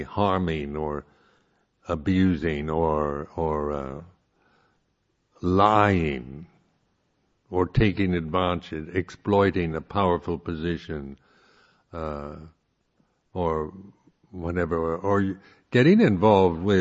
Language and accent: English; United States; I am, being American, culturally an egalitarian